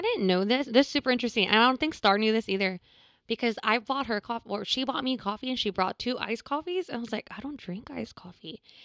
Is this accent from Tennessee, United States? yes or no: no; Texas, United States; I'm from Texas.